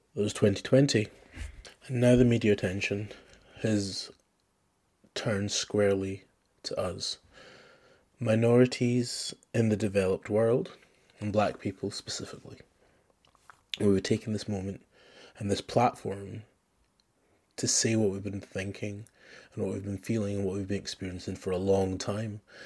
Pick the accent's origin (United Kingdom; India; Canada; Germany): United Kingdom; Scotland; I grew up in Scotland